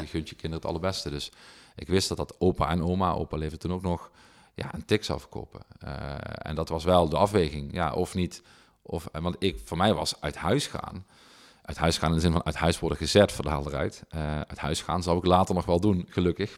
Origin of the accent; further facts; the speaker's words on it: Heerlen, Limburg, Netherlands; ik kwam uit Zeswegen, dus totaal andere, totaal andere sociaal-economische achtergronden